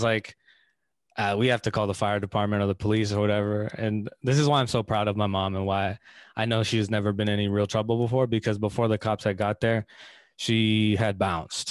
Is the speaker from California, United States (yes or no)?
yes; Bay Area, California, United States; I grew up in the Bay Area. That's where I grew up